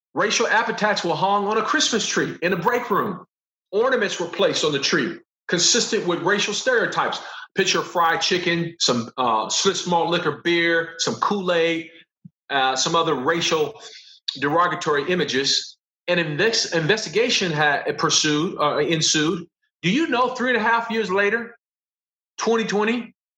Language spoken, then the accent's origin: English; Los Angeles, California, United States; I'm from Los Angeles